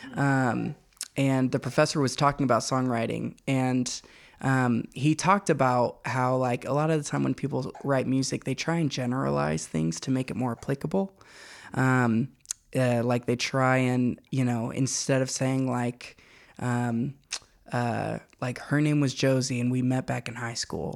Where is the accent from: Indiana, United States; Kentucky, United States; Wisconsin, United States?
Kentucky, United States; Louisville; moved away as an adult; now in Knoxville, United States; I'm from Louisville, Kentucky, which is where I uh, spent the first 18 years of my life.